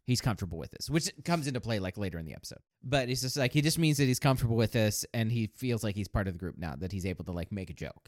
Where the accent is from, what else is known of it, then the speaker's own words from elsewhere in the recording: United States; as an American